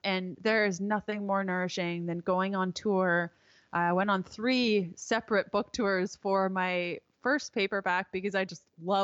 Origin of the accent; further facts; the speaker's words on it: Canada; I am Canadian